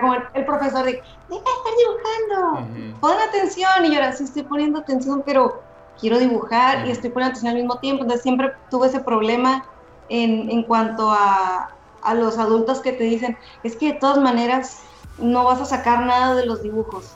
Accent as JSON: {"language": "Spanish", "town": "Ensenada", "region": "Baja California", "country": "Mexico", "said": "Soy de Ensenada, California y me, y me tocó estudiar aquí"}